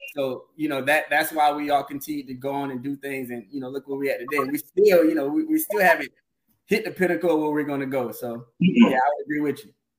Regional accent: Orangeburg, South Carolina, United States; moved away as an adult; also born or lived in Bowman; now in Charlotte, United States; I'm from Orangeburg. Uh, Bowman as well.

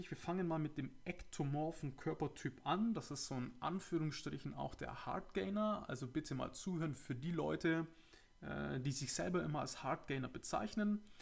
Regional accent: Augsburg, Bavaria, Germany; Ja, ich komme ja aus Augsburg, aus dem schönen Bayern. Und äh, vielleicht hört man es ja.

